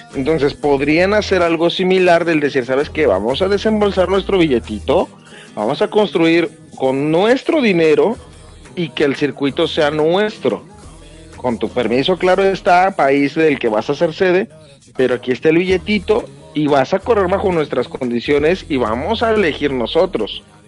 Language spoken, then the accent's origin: Spanish; Mexico; en mi país